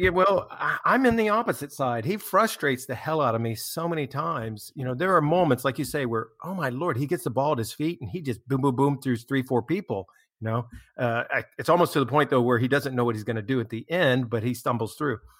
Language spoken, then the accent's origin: English; United States; as an American